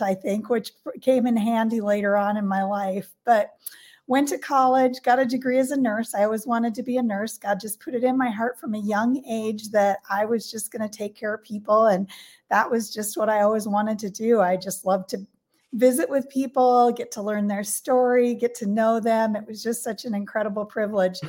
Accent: North Dakota, United States; I grew up in North Dakota in a little rural community in a farm family, a town of about 2,000 people.

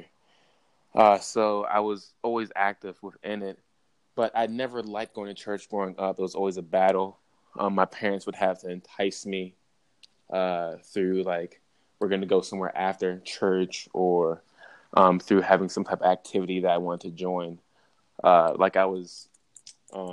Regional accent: Baltimore, Maryland, United States; moved away as an adult; also born or lived in Oregon; growing up in Baltimore

